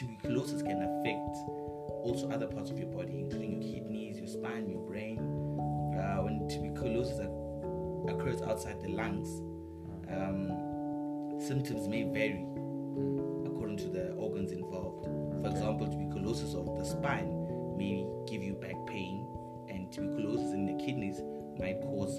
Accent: Pretoria, Gauteng, South Africa; now in Bloemfontein, South Africa; I'm originally from Pretoria, and I studied my MBCHB at Midwinter.

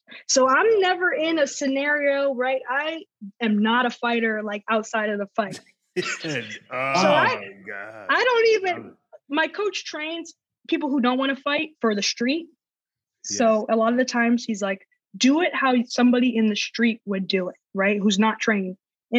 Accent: the South, United States; like, I'm from the South, so instead of drinking a sweet tea, I'll change it for a water

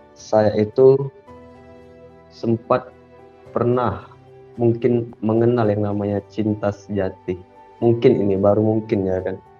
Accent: Palembang, South Sumatra, Indonesia; also born or lived in Medan; saya itu dari Palembang ke Medan

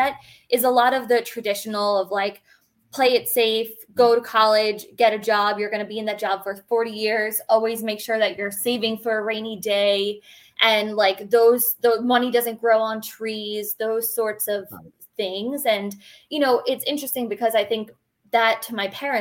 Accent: Long Island, New York, United States; I'm born and raised on Long Island, which is in New York

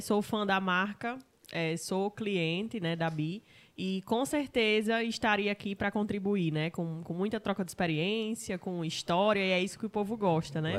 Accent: Mossoró, Rio Grande do Norte, Brazil; Eu sou nascida aqui em Mossoró

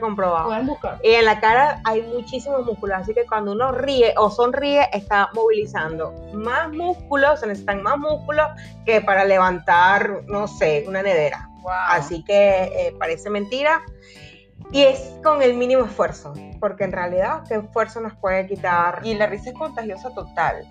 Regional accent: Venezuela; como venezolana

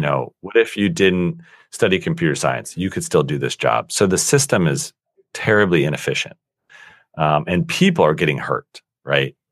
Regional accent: Colorado Springs, Colorado, United States; I was born and raised in Colorado, um, in a small town called Colorado Springs, Colorado

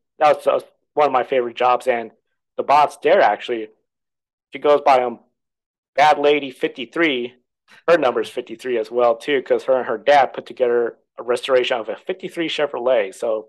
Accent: Anchorage, Alaska, United States; moved away as an adult; also born or lived in Fairbanks, Alaska / South Carolina; now in Portland, United States; I grew up in Anchorage. I didn't want to stay in Anchorage, just have the same surrounding, go somewhere different.

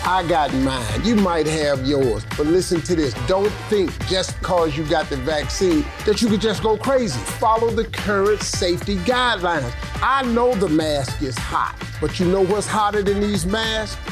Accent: Wilmington, North Carolina, United States; moved away; I'm from Wilmington, North Carolina. I'm from a family of singers, preachers, civil rights activists

